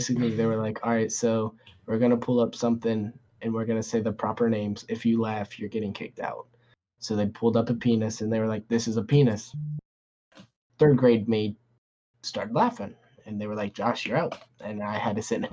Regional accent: Newport News, Virginia, United States; I grew up in Newport News, so we had different school systems

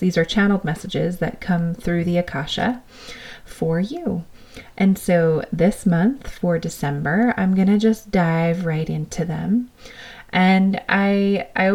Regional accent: New York, United States; being this New Yorker

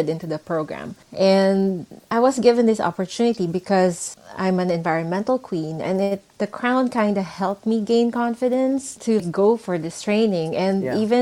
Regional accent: Philippines; moved away as an adult; also born or lived in Singapore / Dubai; I grew up in the Philippines

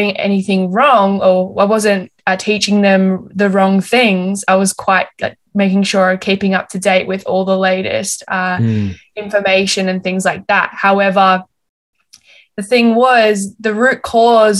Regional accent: Melbourne, Victoria, Australia; moved away as an adult; now in Gold Coast, Australia; originally I'm from Melbourne and I moved up to the Gold Coast in May last year

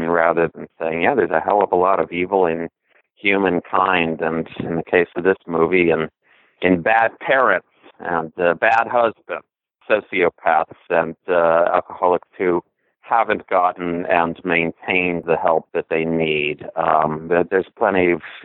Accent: Milwaukee, Wisconsin, United States; Growing up in Milwaukee, I was, 18

